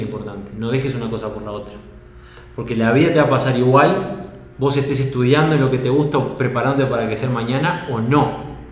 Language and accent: Spanish; Uruguay; moved away as an adult; also born or lived in Norway; now in Sweden; yo soy uruguayo